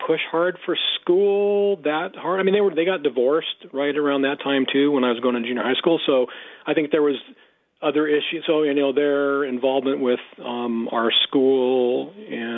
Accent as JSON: {"language": "English", "town": "Escondido", "region": "California", "country": "United States", "tie": "born or raised there", "also_born_or_lived": "Brawley, California / Chico, California", "lives_now": "Grass Valley, United States", "said": "I was there till the first grade. And then moved to Escondido, where our family did"}